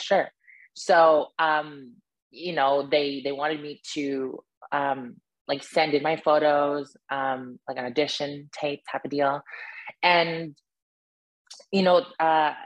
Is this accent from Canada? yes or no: yes; Yellowknife, Northwest Territories, Canada; moved away as an adult; also born or lived in United Kingdom; I grew up in Yellowknife, Northwest Territory.